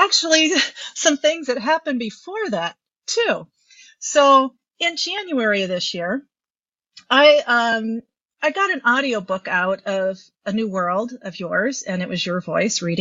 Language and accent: English; Midwest, United States; I'm just a Midwesterner